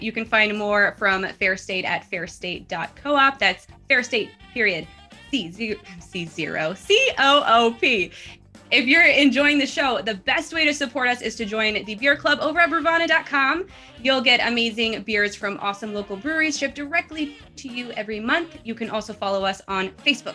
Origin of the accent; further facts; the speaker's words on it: Upper Peninsula of Michigan, United States; now in Southern Indiana, United States; I grew up in the Upper Peninsula of Michigan. Yes, I am a Youper